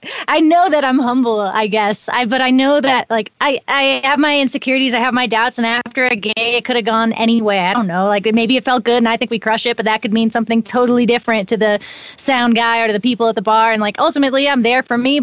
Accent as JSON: {"language": "English", "region": "East Coast", "country": "United States", "moved": "yes", "lives_now": "Nederland, United States", "said": "I'm from the East Coast"}